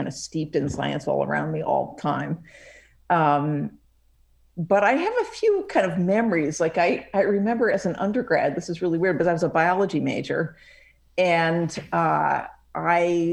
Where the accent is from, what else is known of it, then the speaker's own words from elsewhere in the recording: Woods Hole, Massachusetts, United States; I grew up in Woods Hole, Massachusetts, which is a pretty amazing place